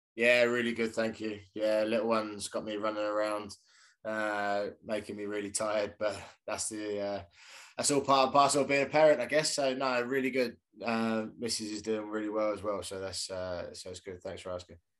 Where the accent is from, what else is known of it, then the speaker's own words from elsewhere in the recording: Reading, South East England, United Kingdom; I was born in Reading as well.